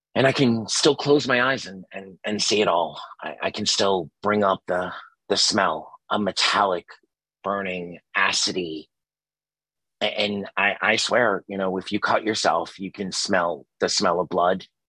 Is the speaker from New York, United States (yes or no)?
yes; New York City, New York, United States; I was from Staten. I you know lived in Staten Island for a very long time